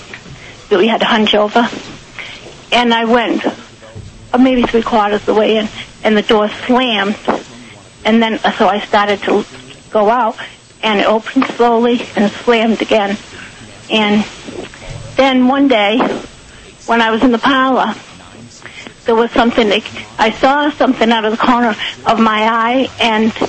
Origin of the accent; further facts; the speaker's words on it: New Bedford, Massachusetts, United States; now in Freetown, United States; I grew up in New Bedford